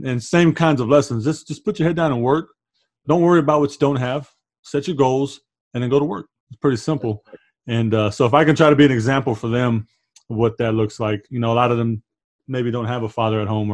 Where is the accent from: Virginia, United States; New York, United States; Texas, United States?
Texas, United States; San Antonio; I grew up in San Antonio my whole life